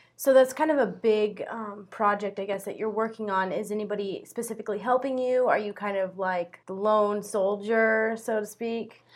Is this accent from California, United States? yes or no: no; Paxton, Nebraska, United States; an agricultural and environmental sciences communication student from Paxton, Nebraska